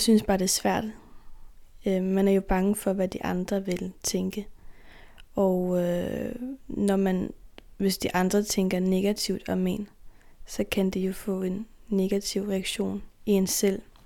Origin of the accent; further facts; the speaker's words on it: Faroe Islands; Vi har jo nogle traditioner her